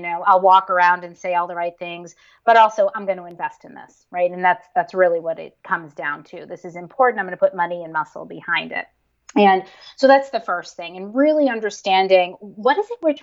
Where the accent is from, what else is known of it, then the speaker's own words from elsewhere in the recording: Northeast, United States; I grew up in the Northeast in a pretty conservative family.